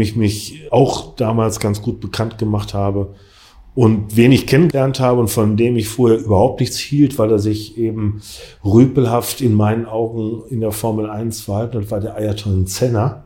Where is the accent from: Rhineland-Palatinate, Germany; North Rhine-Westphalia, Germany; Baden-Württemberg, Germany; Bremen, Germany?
North Rhine-Westphalia, Germany; Essen; im Freundeskreis hier bei uns in Essen